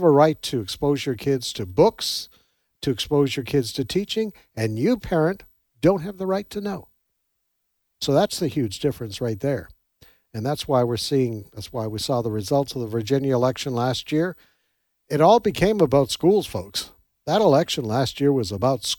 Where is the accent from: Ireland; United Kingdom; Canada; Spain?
Canada; now in United States; I come from Canada originally